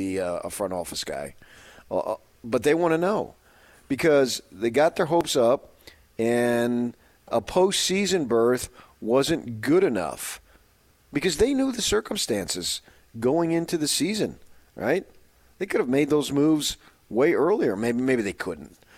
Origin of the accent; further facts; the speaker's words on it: 30 miles from Madison Square Garden, New Jersey, United States; moved away; also born or lived in Phoenix, Arizona; I grew up 30 miles away from Madison Square Garden, in on the Jersey side